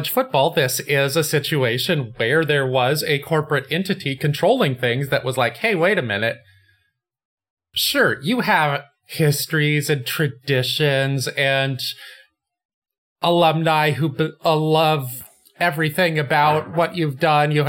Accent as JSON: {"language": "English", "region": "West Coast", "country": "United States", "tie": "born or raised there", "said": "Like I grew up on the West Coast, the Pac-10"}